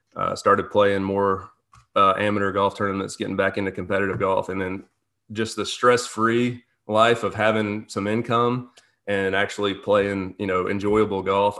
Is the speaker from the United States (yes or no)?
yes; Birmingham, Alabama, United States; moved away as an adult; also born or lived in Georgia; now in Jackson, United States; I'm originally from Birmingham, Alabama